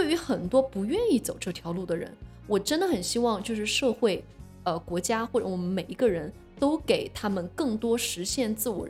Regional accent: China; 对，就是造成了，由于我们中国人多，呃，这种高考就变得特别的内卷。

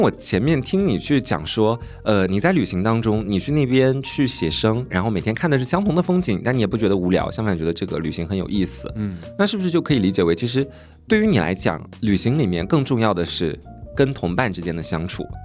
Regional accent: southern Anhui, China; moved away; 因为我在家乡那边至少有五六个古镇

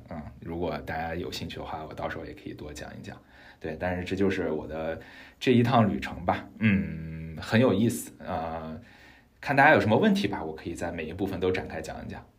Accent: China; 我们中国人

